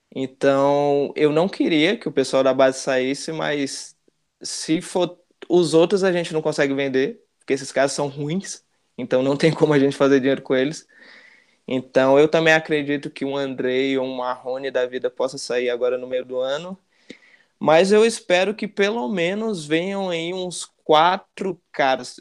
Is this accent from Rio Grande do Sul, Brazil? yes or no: no; Brasília, Federal District, Brazil; Eu sou do Gama, né, aqui de Brasília.